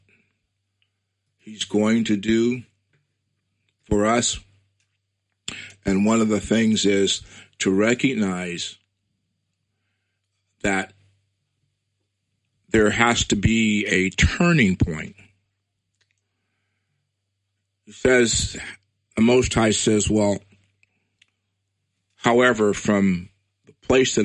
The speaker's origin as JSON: {"language": "English", "country": "United States", "tie": "born or raised there", "said": "I'm proud to be an African-American Hebrew. I was born in America. My heritage is from Nigeria."}